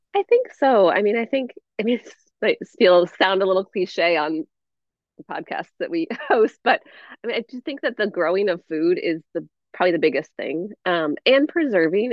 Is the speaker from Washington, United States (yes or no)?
yes; Northwest Washington, United States; moved away as an adult; I grew up in Northwest Washington